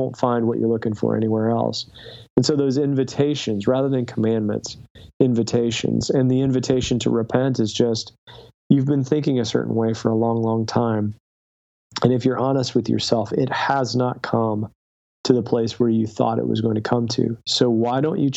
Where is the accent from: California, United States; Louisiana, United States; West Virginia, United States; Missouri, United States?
West Virginia, United States; Southern; I grew up in Southern West Virginia.